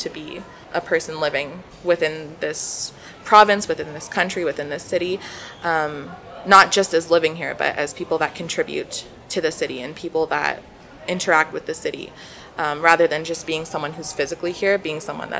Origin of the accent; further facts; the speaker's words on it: Northeast, United States; I would always be embarrassed to say that I was from the Northeast.